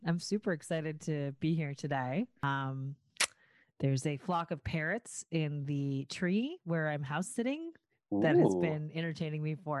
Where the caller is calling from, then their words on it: Los Angeles, California, United States; No, I'm joining you from Lincoln Heights, but it's awesome.